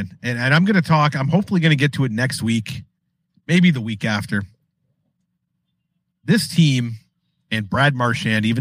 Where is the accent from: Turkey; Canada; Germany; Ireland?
Canada; Chatham, Ontario; I grew up in Chatham